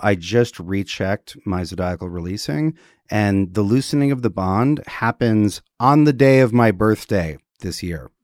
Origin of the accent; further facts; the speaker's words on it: Wisconsin, United States; growing up in Wisconsin, um, we had a creek in the backyard